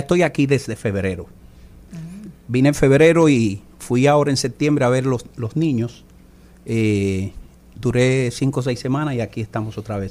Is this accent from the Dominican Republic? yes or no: yes; Dominican Republic; como buen dominicano, siempre, o sea, empecé en el merengue